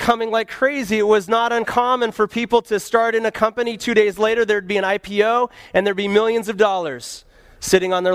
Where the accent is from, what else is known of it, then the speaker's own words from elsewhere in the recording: Montana, United States; moved away; also born or lived in Colorado; Then my family moved to Montana